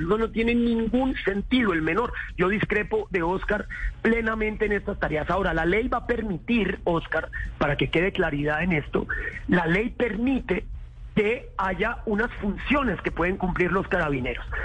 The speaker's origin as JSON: {"language": "Spanish", "region": "Bogotá", "country": "Colombia", "said": "En Bogotá, en la ciudad de Bogotá, de donde yo vengo"}